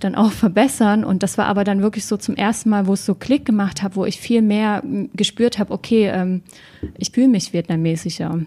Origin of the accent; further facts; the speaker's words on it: Germany; Ich bin in, noch damals in der DDR ähm, geboren